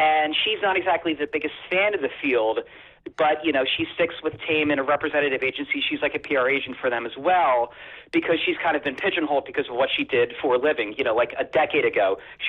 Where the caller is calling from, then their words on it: New Jersey, United States; from South Jersey.